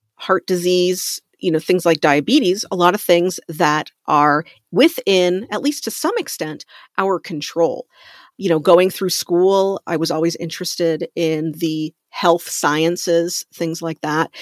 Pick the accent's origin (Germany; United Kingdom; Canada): Canada; moved away; I'm from Canada originally